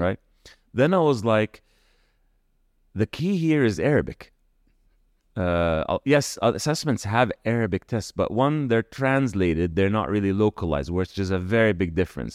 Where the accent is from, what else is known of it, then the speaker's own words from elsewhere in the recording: California, United States; moved away as an adult; also born or lived in Kuwait / United States (birthplace); now in Dubai, United Arab Emirates; then in nineteen ninety moved to California, and that's kinda where home became home